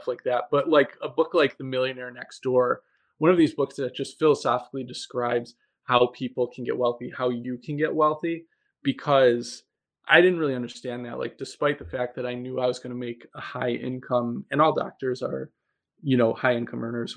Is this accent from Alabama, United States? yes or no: no; Buffalo, New York, United States; moved away as an adult; I'm originally from Buffalo. And I just moved back here after graduating from training about 2 years ago.